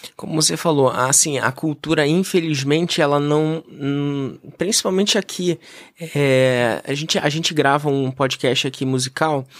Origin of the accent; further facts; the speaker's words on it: Brazil; nós, enquanto brasileiros